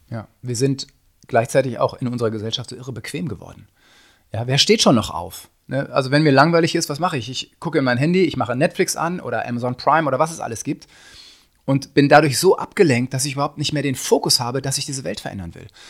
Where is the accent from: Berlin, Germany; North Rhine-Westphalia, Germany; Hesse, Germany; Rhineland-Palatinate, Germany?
North Rhine-Westphalia, Germany; ich komme aus, aus Westfalen